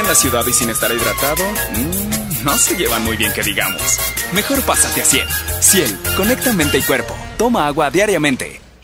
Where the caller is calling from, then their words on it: Sinaloa, Mexico; Saludos desde Sinaloa